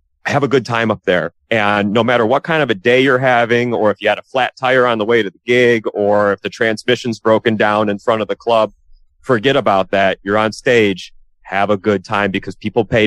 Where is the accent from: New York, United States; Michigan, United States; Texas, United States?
Michigan, United States; Detroit; I grew up in Metro Detroit